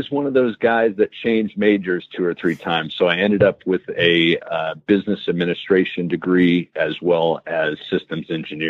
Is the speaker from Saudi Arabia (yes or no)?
yes; Saudi Arabia; now in United States; I grew up overseas in Saudi Arabia, and I really felt like America is the best place to live and is the greatest country in the world